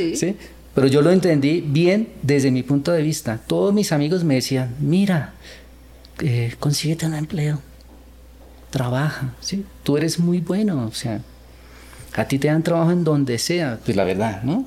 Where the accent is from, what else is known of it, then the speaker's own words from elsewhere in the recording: Colombia; also born or lived in Seoul, South Korea; Nací en Corea, pero viví, eh, vine cuando era niño a Colombia a, a vivir la cultura latina. Y bueno, así crecí